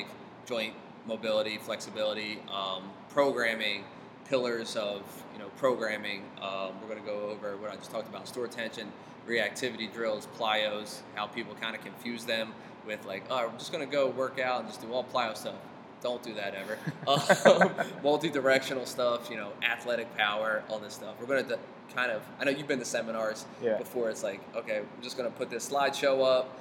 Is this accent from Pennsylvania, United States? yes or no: yes; Philadelphia, Pennsylvania, United States; Growing up in Philly